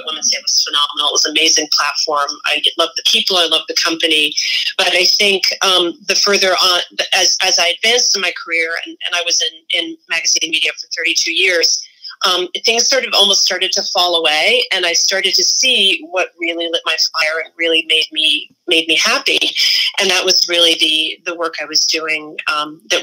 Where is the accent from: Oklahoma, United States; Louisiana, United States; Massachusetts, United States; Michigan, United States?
Massachusetts, United States; I'm from Massachusetts, so I also have this weird Yankee thing